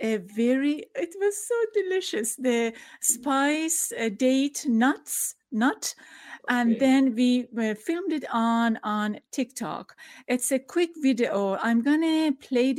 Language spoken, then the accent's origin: English; Tehran, Tehran Province, Iran; now in United States; I'm from Iran. I experienced revolution and the war and scarcity of food in Tehran